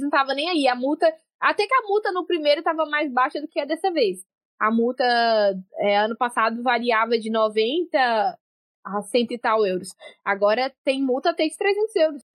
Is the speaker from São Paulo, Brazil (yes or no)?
no; Governador Valadares, Minas Gerais, Brazil; now in Portugal; Eu sou de Governador Valadares